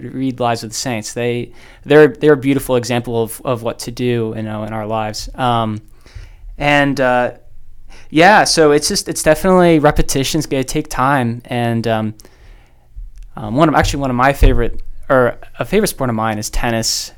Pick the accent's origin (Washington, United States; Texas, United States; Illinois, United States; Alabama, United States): Texas, United States; Dallas; I am from the Diocese of Dallas.